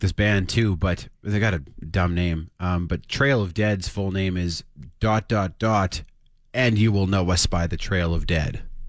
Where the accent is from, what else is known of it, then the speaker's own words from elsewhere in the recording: Saskatchewan, Canada; Shauna's like, I'm from Saskatchewan.